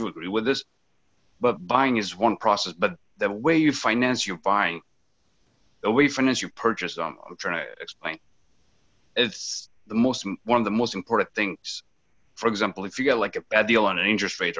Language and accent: English; São Miguel, Azores, Portugal; English is a second language; moved away as an adult; also born or lived in Coventry, Rhode Island, United States; now in Cranston, United States; I'm from St. Michael, Azores